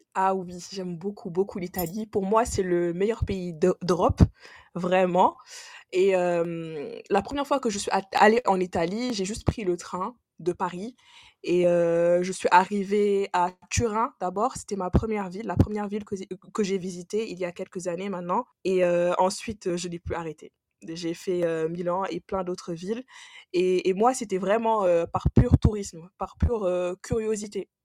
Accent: Senegal; now in France; je suis originaire du Sénégal aussi, je suis sénégalaise et je vis en France

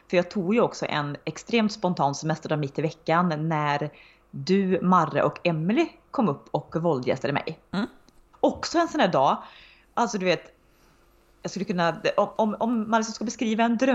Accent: Uddevalla, Västra Götaland, Sweden; från Uddevalla. Det var så här, men den dagen vi, vi fick liksom också visa lite våra smultronställen där vi växte upp

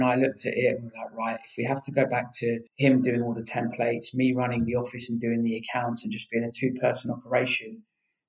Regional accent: London, United Kingdom; also born or lived in Hertfordshire; We're from North London, so North London and Hertfordshire is where we're mainly based.

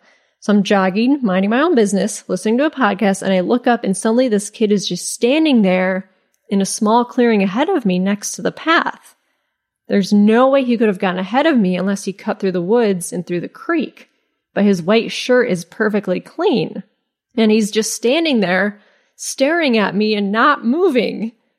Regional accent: Midwest, United States; So naturally, because I'm originally from the Midwest, I stop, take off my headphones, do a sarcastic wave

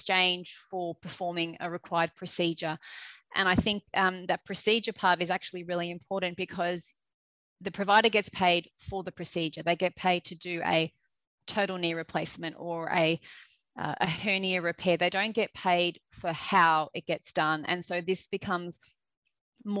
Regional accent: Australia; accent: Australian; moved away as an adult; now in United Kingdom; I'm an Australian, which you will hear very quickly with the accent.

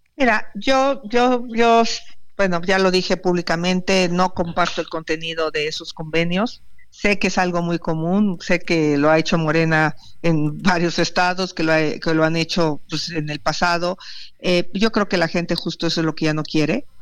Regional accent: Hidalgo, Mexico; moved away; allá de mi pueblo, de Pachuca

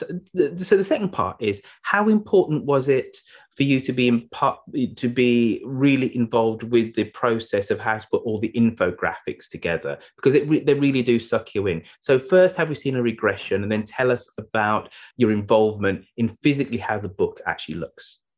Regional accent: United Kingdom; we're British English speakers here

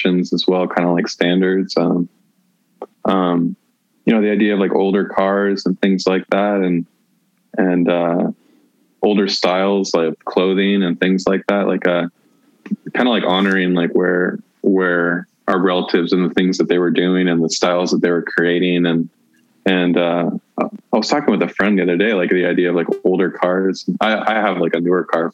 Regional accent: United States; I grew up in the United States

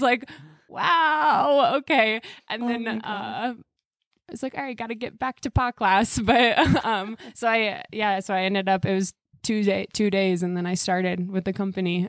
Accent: Iowa City, Iowa, United States; I grew up in Iowa City

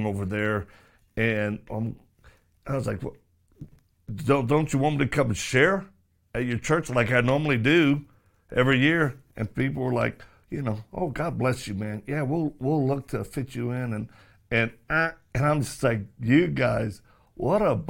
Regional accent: Louisiana, United States; Baton Rouge, Louisiana, my home state

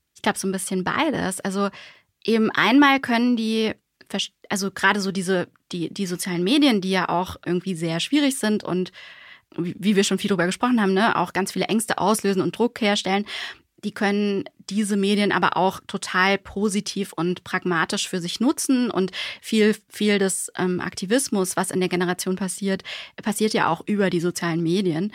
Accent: Germany; also born or lived in Switzerland / Bonn; wir als Deutsche

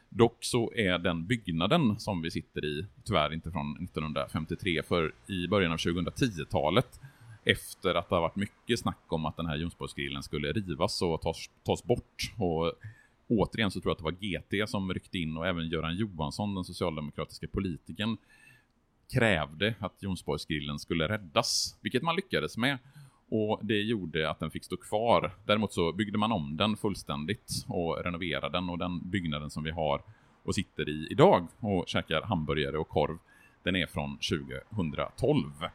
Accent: Borås, Västra Götaland, Sweden; now in Gothenburg, Sweden; när jag i min ungdom då åkte från Borås

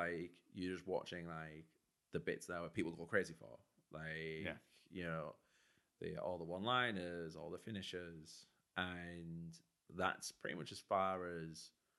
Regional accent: Norton, North East England, United Kingdom; I've always lived in Teesside. I grew up in Teesside

